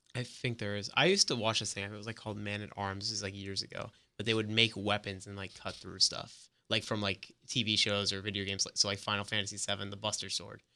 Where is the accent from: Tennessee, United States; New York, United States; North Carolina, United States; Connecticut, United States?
New York, United States; also born or lived in Orlando, Florida; now in Gainesville, United States; I'm originally from New York, but I moved down to Orlando a few years back